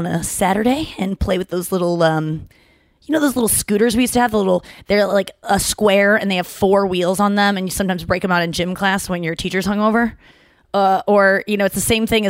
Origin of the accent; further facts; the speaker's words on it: St. Louis, Missouri, United States; moved away; I said, St. Louis